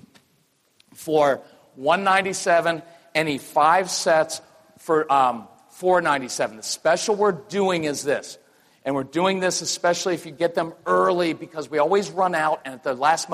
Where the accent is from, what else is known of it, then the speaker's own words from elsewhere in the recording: North Carolina, United States; we're from North Carolina. I live in Wilmington now. We're North Carolinians.